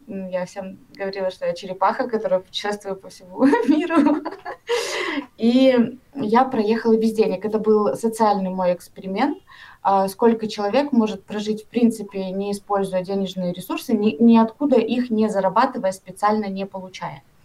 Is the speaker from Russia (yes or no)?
no; Karaganda, Karaganda Region, Kazakhstan; Я вообще сама из Казахстана, из города Караганды.